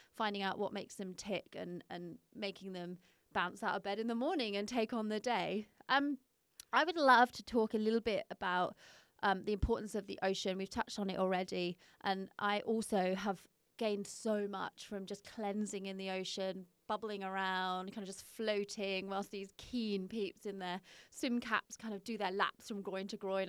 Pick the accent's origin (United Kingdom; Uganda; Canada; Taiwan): United Kingdom; moved away as an adult; now in Perth, Australia; I'm not from here, but I have lived here 10 years